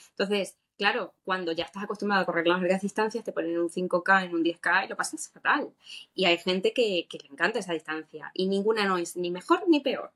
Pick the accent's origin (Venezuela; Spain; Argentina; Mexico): Spain; Seville, Andalusia; yo me crié en Sevilla y fue como que estoy corriendo en mi ciudad